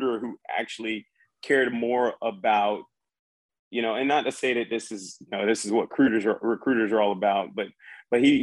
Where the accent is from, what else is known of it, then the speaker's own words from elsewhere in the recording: Charleston, South Carolina, United States; moved away as an adult; I wanted to get out of Charleston, South Carolina